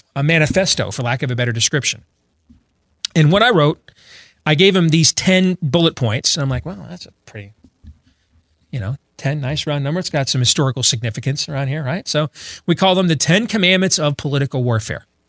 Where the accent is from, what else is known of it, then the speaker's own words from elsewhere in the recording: Iowa, United States; my home state of Iowa